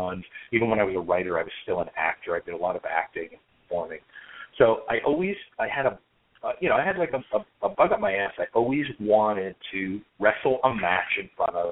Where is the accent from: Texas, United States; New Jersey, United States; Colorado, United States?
New Jersey, United States; next to Asbury Park; I grew up in New Jersey. I grew up right next door to Asbury Park